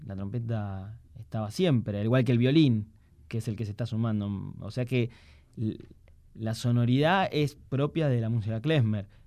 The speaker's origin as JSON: {"language": "Spanish", "country": "Argentina", "said": "somos judíos y somos argentinos, y además yo soy músico de tango"}